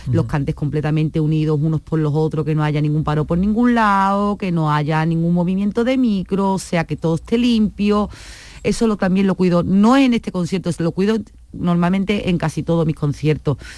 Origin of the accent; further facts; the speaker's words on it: Seville, Andalusia, Spain; Yo soy de Triana.